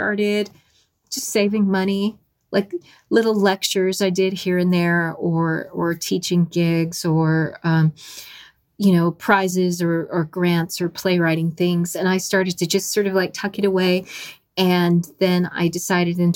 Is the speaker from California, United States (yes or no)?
no; New Mexico, United States; moved away as an adult; now in Minnesota, United States; living in Minnesota from my life growing up in New Mexico